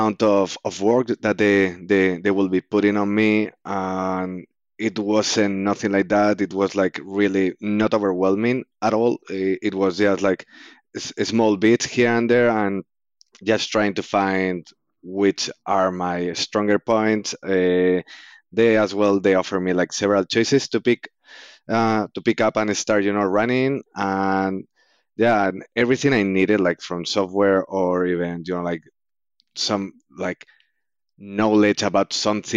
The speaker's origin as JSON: {"language": "English", "country": "Spain", "also_born_or_lived": "Canada", "moved": "yes", "lives_now": "Oxford, United Kingdom", "said": "I'm an Spanish guy that just came over from Canada after finishing my studies"}